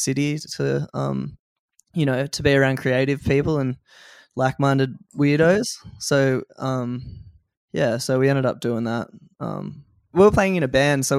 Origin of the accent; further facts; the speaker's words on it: near Sussex Inlet, south coast of New South Wales, Australia; moved away as an adult; now in Byron Bay, Australia; I grew up on the south coast of New South Wales.